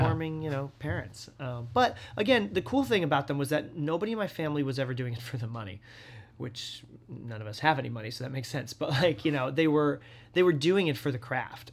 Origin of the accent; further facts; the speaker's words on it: the Berkshires, Massachusetts, United States; moved away; I grew up in the Berkshires in Massachusetts